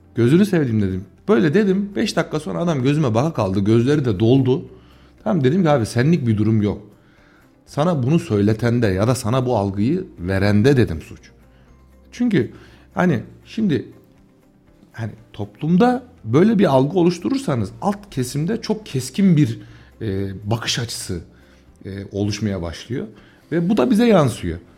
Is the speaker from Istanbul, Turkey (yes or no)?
no; Tomarza, Kayseri Province, Turkey; ben Tomarza Gülveren'de yetişmiş. Babası burada esnaf olan birisiyim.